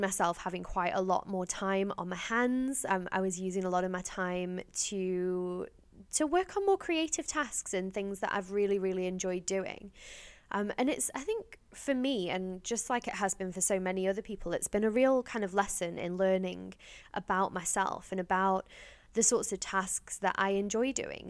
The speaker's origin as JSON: {"language": "English", "town": "Stoke-on-Trent", "region": "West Midlands", "country": "United Kingdom", "tie": "born or raised there", "said": "my hometown, Stoke-on-Trent in Staffordshire"}